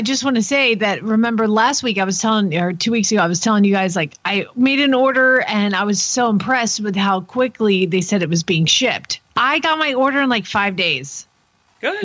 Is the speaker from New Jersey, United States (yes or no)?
no; Atlanta, Georgia, United States; moved away; I grew up in Atlanta where there was Willie B